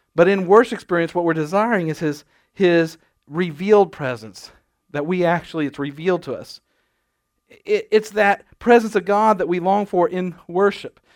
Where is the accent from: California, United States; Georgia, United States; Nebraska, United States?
Nebraska, United States; moved away; I grew up in Nebraska